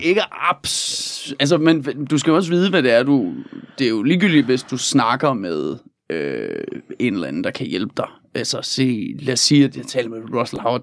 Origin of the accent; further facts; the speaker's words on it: Denmark; som dansker